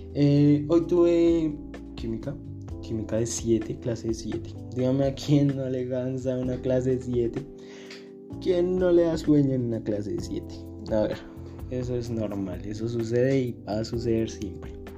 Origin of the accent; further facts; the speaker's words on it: Colombia; yo soy de Colombia